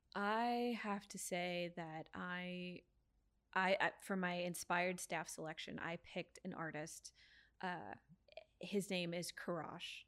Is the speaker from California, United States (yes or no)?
yes; San Diego, California, United States; I born and raised in San Diego